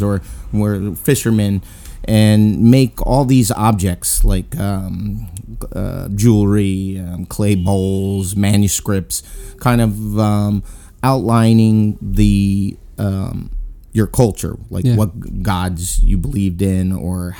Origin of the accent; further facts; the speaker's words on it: East Orange, New Jersey, United States; now in Brooklyn, United States; I grew up in East Orange, on the border of Newark